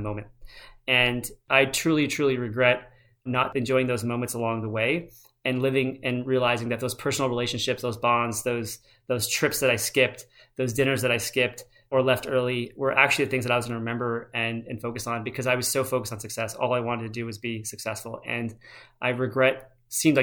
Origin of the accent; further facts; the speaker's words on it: United States; I was born in America